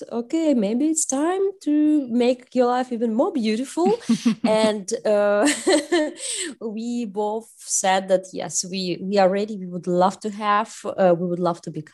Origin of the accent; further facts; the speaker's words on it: Russia; moved away as an adult; also born or lived in Czech Republic; now in Berlin, Germany; I'm originally from Russia